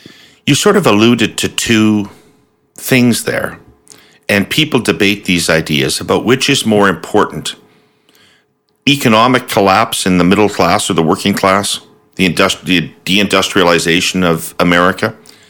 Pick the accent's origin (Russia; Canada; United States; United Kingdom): Canada; this is something Canadians really have a difficult time understanding, Joe, because we don't have, obviously, the same history.